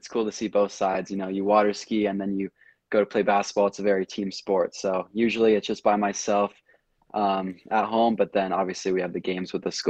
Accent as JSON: {"language": "English", "town": "Corvallis", "region": "Oregon", "country": "United States", "tie": "born or raised there", "said": "We grew up in Corvallis, Oregon, which is like 2 hours south of Portland."}